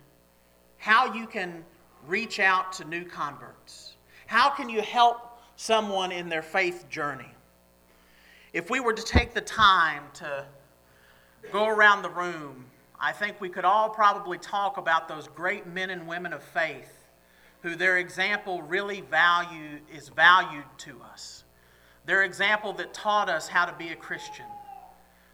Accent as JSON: {"language": "English", "town": "Nashville", "region": "Tennessee", "country": "United States", "tie": "born or raised there", "moved": "yes", "lives_now": "Grove City, United States", "said": "growing up in Nashville"}